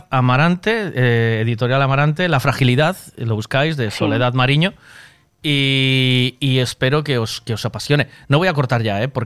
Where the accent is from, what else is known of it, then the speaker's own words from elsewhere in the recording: Frankfurt, Hesse, Germany; Es que soy de Frankfurt.